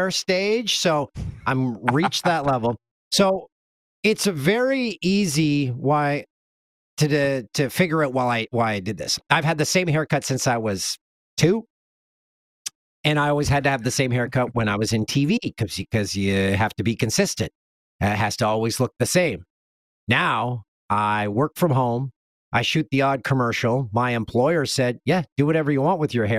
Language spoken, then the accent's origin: English; Canada; also born or lived in Los Angeles; as a true Canadian